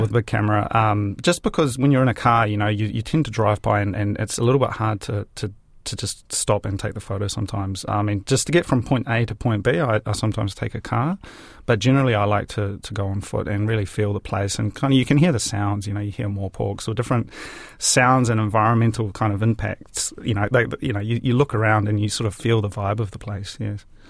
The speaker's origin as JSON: {"language": "English", "town": "Hastings", "region": "Hawke's Bay", "country": "New Zealand", "tie": "born or raised there", "also_born_or_lived": "Japan", "moved": "as an adult", "lives_now": "Wellington, New Zealand", "said": "I came back to my hometown in Hastings"}